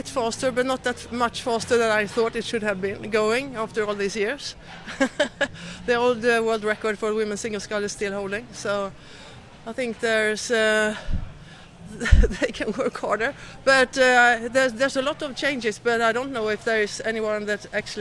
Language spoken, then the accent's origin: English; Kungälv, Västra Götaland, Sweden; I'm from Kungälv, Sweden